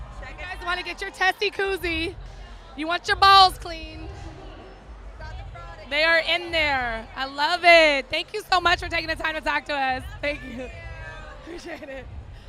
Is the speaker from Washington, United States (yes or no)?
no; California, United States; moved away; I'm from Cali.